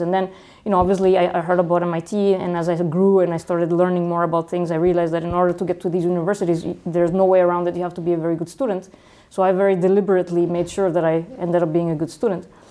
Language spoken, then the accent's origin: English; Guadalajara, Jalisco, Mexico; moved away as an adult; also born or lived in Italy / Mexico City / Silicon Valley; for four years in Mexico City, and then uh, the rest of my uh, until I was 18 in Guadalajara.